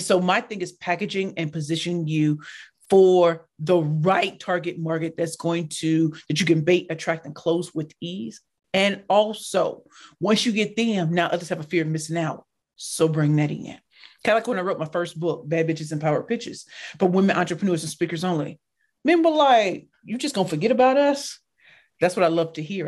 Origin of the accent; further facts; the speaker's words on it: St. Louis, Missouri, United States; I grew up in Saint Louis, Missouri in the hood